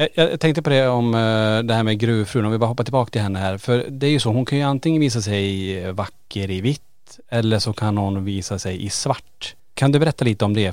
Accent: Kiruna, Norrbotten County, Sweden; vi är ju födda och uppvuxna i Kiruna

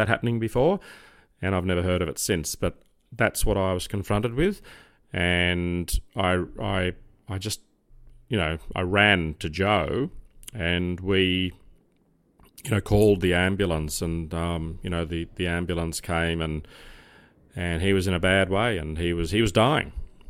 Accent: Crows Nest, New South Wales, Australia; born there; the Mater, which is the hospital I was born in Crow's Nest, just up from North Sydney Police Station.

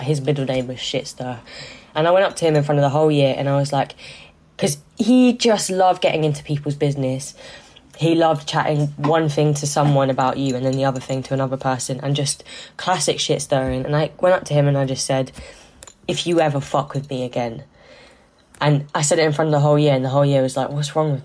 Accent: London, United Kingdom; I'm originally from South London. My mum, when I was 14, decided to move to West London to Ladbroke Grove

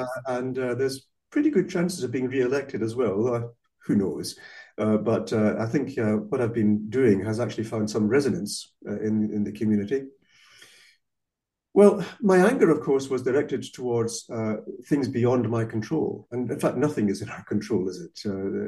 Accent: Malaysia; first language Malay; English is a second language; also born or lived in Scotland; I was born in Malaysia, little brother and sister there as well. So I grew up already in a multinational, multiracial society, speaking, well, Bahasa Kabangsa and Malay as my first language, which I've forgotten since then.

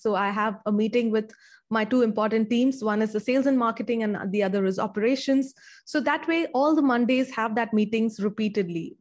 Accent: India; I, uh, grew up in India and I still live in India.

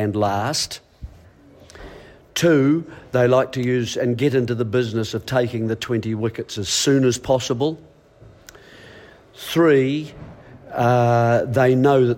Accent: New Zealand; I'm a Kiwi boy

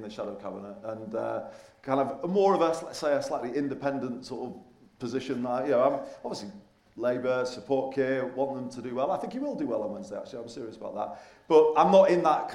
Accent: Manchester side, North West England, United Kingdom; also born or lived in Liverpool; Even though born in Liverpool, I grew up more on the Manchester side.

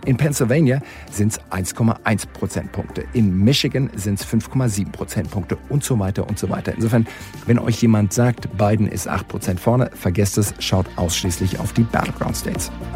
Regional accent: Germany; bei uns in Deutschland

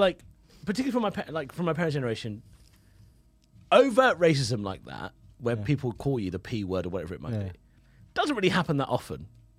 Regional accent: London, United Kingdom; I grew up in East London, and I've seen the transition and what people are like.

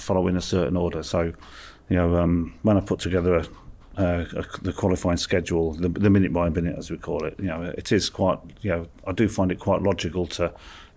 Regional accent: Lincolnshire, East Midlands, United Kingdom; So I was born and brought up in Lincolnshire

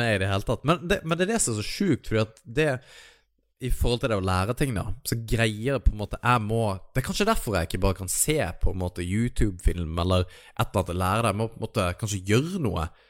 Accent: Kristiansand, Agder, Norway; Kristiansand, der jeg er fra

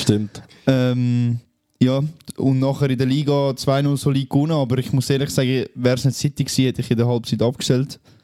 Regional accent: Switzerland; bei uns in der Schweiz

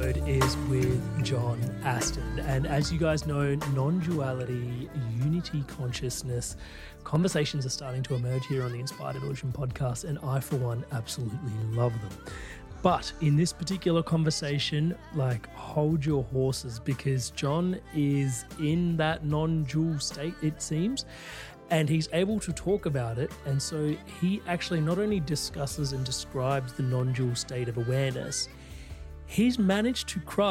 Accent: India; I'm Indian

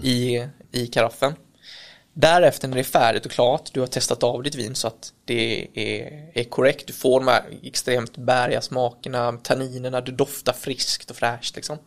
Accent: Kalmar, Kalmar County, Sweden; now in Växjö, Sweden; jag är från Kalmar egentligen. Bor i Växjö

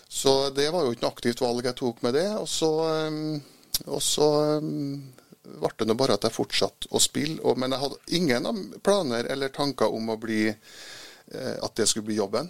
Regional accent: Trondheim, Trøndelag, Norway; jeg er jo født i Trondheim, ja. Vokste opp oppe i blomsterbyen.

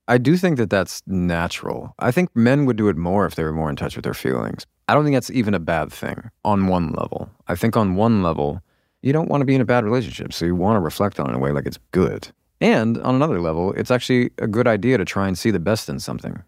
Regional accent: outside of Seattle, Washington, United States; also born or lived in Baltimore, Maryland / Virginia; I lived in Virginia until I was about, what, seven or eight? I guess probably eight, and then Seattle.

